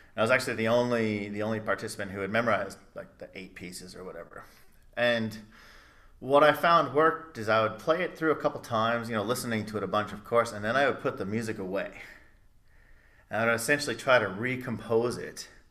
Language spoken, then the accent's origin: English; Blue Island, Illinois, United States; also born or lived in Chicago; I was born in the mecca of Blue Island, Illinois